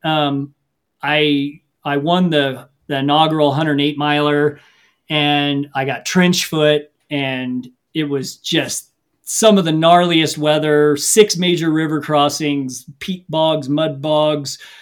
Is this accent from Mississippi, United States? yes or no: no; Missouri, United States; I grew up in the Midwest in Missouri